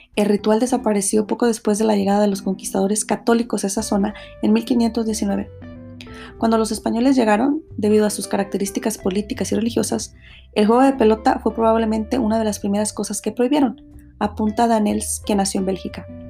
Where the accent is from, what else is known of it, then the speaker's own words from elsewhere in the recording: Mexico; para los que somos mexicanos